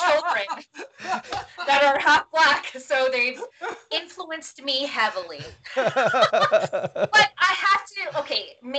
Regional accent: Philippines; I will say that I don't know if it makes a difference that I'm Filipino, but I know that as a Filipino woman, that I've often found that I don't know where I belong

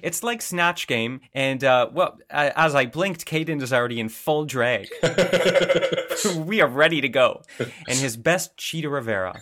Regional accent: suburb of Toronto, Ontario, Canada; coming from, you know, a suburb of Toronto

